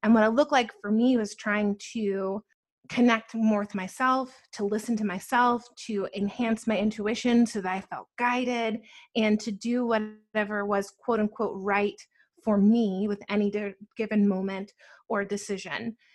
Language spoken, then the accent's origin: English; Atlanta, Georgia, United States; also born or lived in New Jersey / New York City; I was born in New Jersey and I grew up there until about nine. And then ever since I've been living in Atlanta